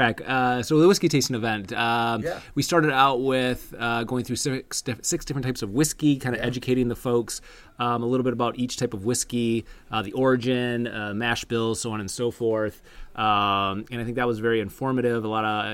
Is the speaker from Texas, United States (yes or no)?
no; Michigan, United States; now in Florida, United States; the state of Michigan, my home state